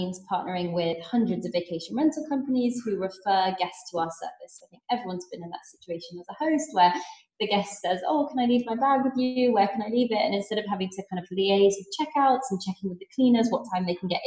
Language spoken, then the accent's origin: English; Singapore; moved away; I grew up there and went to school there